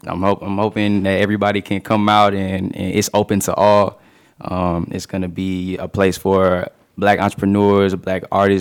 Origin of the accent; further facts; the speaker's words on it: Chula, Mississippi, United States; moved away as an adult; now in San Marcos, United States; I'm from Chula, Mississippi.